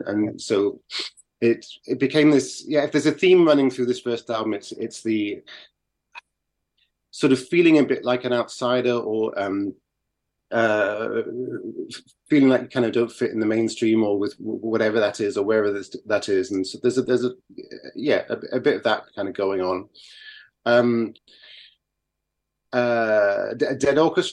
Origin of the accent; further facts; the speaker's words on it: Carlisle, North West England, United Kingdom; when I was growing up in Carlisle in the north of England